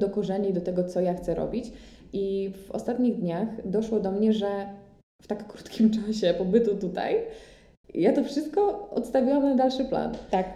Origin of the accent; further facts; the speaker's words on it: Łódź, Łódź Voivodeship, Poland; now in Paris, France; żałowałam, że jestem z Łodzi i moja mama nie mieszka w Warszawie